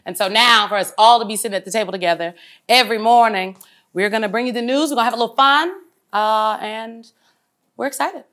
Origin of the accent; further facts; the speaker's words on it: Omaha, Nebraska, United States; I'm from North Omaha.